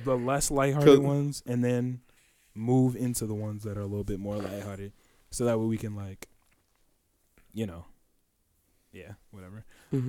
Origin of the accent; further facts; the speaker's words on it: Oak Park, Illinois, United States; we come from Oak Park, obviously a very liberal town